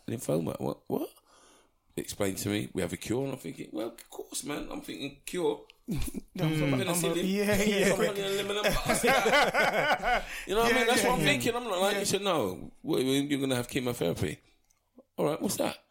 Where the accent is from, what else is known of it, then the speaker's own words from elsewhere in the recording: Southall, London, United Kingdom; I grew up in Southall, in Middlesex